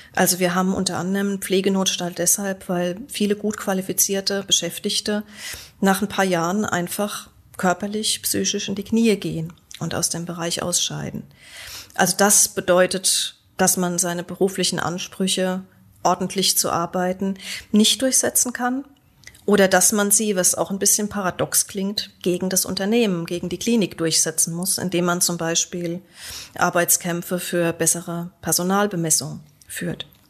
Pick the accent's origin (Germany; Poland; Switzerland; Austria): Germany; Göttingen, Lower Saxony; Also auch in Göttingen, wo ich herkomme